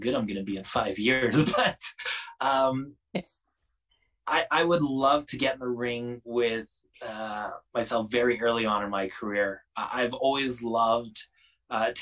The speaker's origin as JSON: {"language": "English", "country": "Canada", "said": "Being the Canadian"}